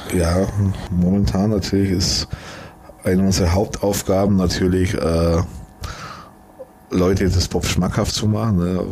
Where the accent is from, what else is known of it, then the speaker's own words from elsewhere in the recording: Germany; Wenn man halt immer hier in, in Deutschland wohnt, dann sieht man es immer als, als, als Deutscher